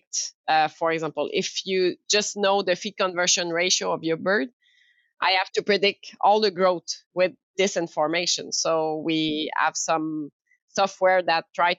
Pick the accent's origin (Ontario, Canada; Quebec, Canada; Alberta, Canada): Quebec, Canada; Quebec City; English is a second language; moved away; also born or lived in France; I'm French Canadian. Coming from this area in Quebec City, but I live long time in France